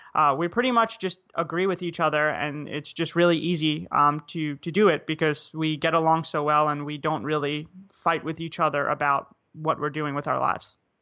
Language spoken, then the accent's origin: English; United States; moved away as an adult; also born or lived in South Korea / Vietnam; as an American citizen